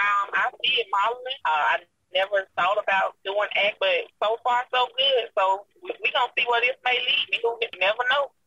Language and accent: English; Demopolis, Alabama, United States; growing up in Demopolis was wonderful for me. Small town. Everybody likes to call it the country, but actually Demopolis is actually the city down there